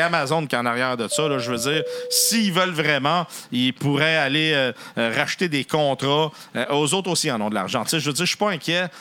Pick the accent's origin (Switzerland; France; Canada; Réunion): Canada; chez nous au Canada